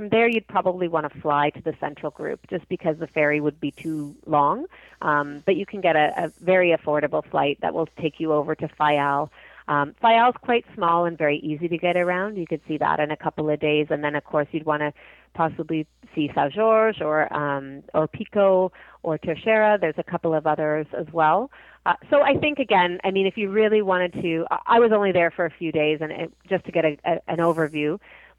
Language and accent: English; Toronto, Ontario, Canada; I know I'm from Toronto. I live here